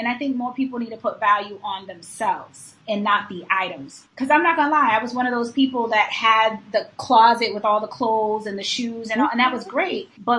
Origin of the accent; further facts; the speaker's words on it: Boston, Massachusetts, United States; moved away as an adult; also born or lived in Washington, D.C. area; now in Thailand; we're from Boston.